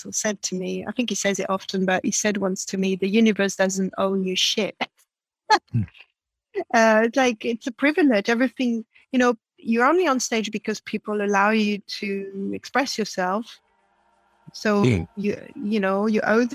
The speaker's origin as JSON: {"language": "English", "country": "France", "tie": "born or raised there", "first_language": "French", "second_language": "English", "moved": "as an adult", "said": "I'm born and raised in France"}